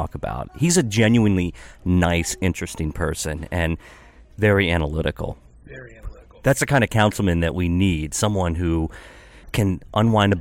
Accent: Hagerstown, Maryland, United States; also born or lived in North Potomac, Maryland; now in Gaithersburg, United States; I grew up in Hagerstown

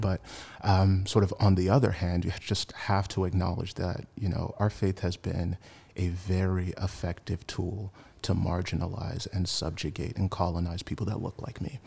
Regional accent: Washington, District of Columbia, United States; moved away as an adult; now in San Francisco Bay Area, United States; I'm originally from Washington, D C. I've been in the Bay for about seven years now.

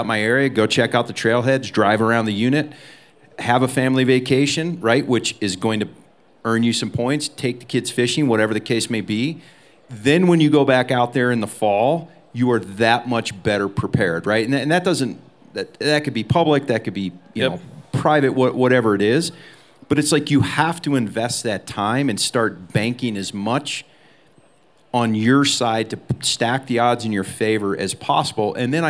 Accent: Alaska, United States; now in Montana, United States; I came from Alaska down to Montana. Montana is a huge state.

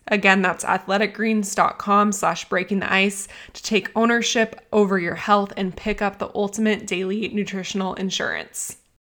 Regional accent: United States; I'm American too

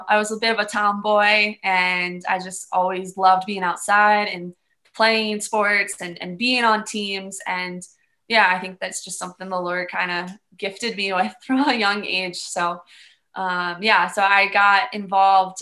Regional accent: Maryland, United States; also born or lived in Bowie, Maryland / Calvert County, Maryland; now in Boone, United States; I grew up in Maryland. So I grew up in Bowie, Maryland, and then we moved to Calvert County, which is like Southern Maryland

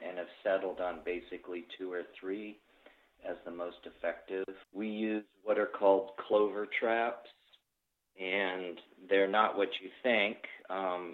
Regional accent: Vermont, United States; moved away as an adult; also born or lived in Washington / Maine / Georgia; now in Pennsylvania, United States; I grew up in Vermont

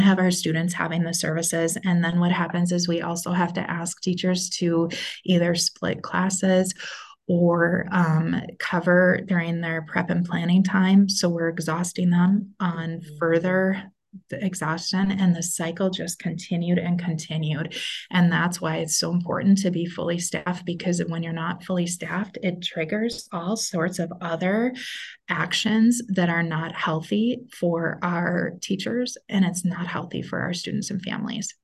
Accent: Minnesota, United States; moved away as an adult; also born or lived in North Dakota; So I am back in Minnesota, which is the state that I'm from

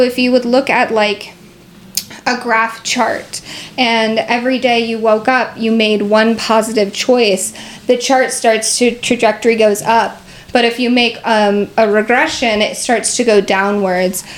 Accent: Seattle, Washington, United States; I'm from Seattle

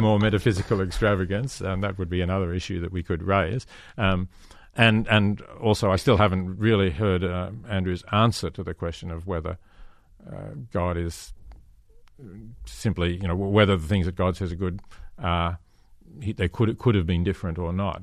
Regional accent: Australia; I come from Australia

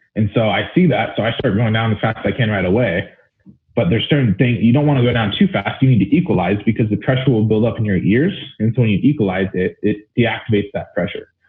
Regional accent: Alpine, California, United States; Alpine's uh, it's a small town, East County, San Diego, and I grew up there since I was two years old.

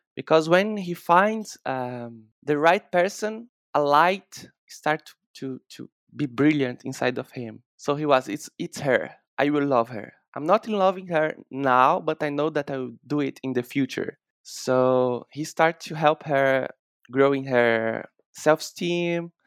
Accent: Bahia, Brazil; I'm, I'm from Bahia in Brazil

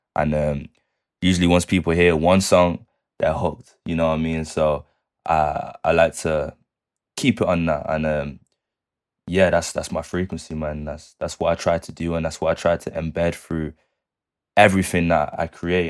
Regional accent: Manchester, North West England, United Kingdom; that's my hometown, man. It's where I'm born and raised

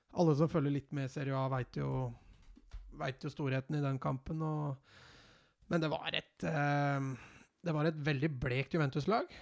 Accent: Norway; jeg er norsk

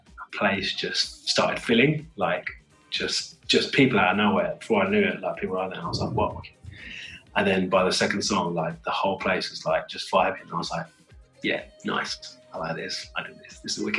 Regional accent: United Kingdom; I'm British Asian, right? So I've got the Indian heritage and the British Asian heritage.

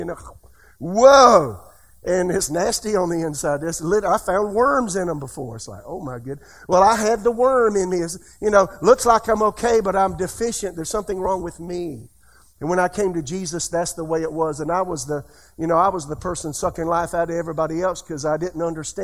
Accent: United States

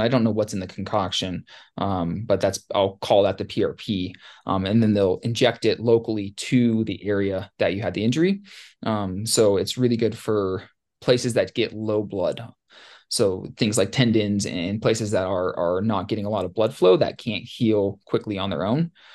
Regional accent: Ketchikan, Alaska, United States; growing up in Ketchikan and, and Southeast

